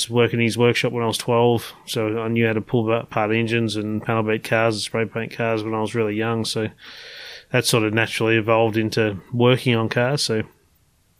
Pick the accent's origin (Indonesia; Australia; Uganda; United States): Australia; Frankston, Victoria; I grew up in Frankston, actually.